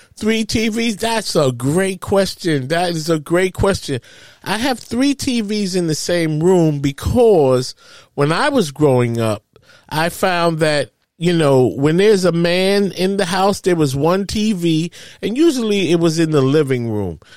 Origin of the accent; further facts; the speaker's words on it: New York City, New York, United States; moved away as an adult; now in New Jersey, United States; I grew up in Harlem